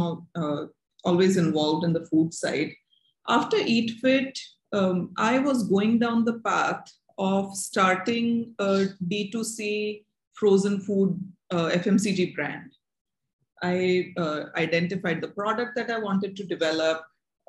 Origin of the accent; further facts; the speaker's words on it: Ahmedabad, Gujarat, India; I grew up in Ahmedabad